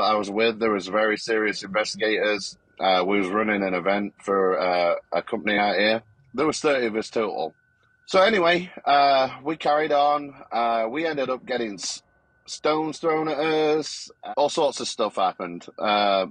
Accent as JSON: {"language": "English", "country": "United Kingdom", "moved": "yes", "lives_now": "Texas, United States", "said": "I'm here in Texas. I'm originally from Great Britain."}